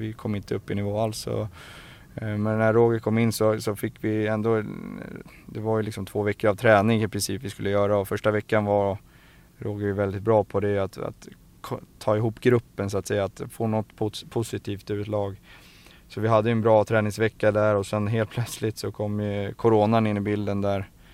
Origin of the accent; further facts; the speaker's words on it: Stockholm, Stockholm County, Sweden; jag är uppväxt i Farsta